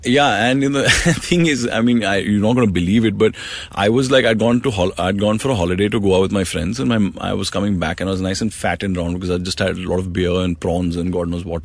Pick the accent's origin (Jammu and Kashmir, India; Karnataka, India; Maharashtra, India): Maharashtra, India; Mumbai; I grew up in Mumbai. I'm born and raised here.